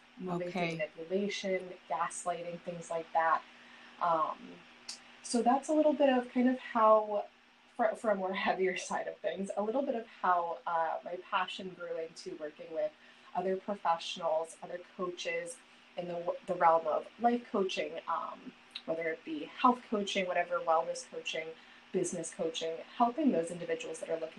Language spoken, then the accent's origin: English; South Florida, United States; moved away as an adult; I grew up in South Florida. I'm now back in South Florida after being in the North for a little bit